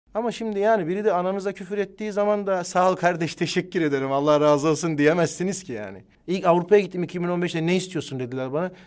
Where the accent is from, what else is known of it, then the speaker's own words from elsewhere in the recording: Ankara, Turkey; Biz Ankara'da doğduk, büyüdük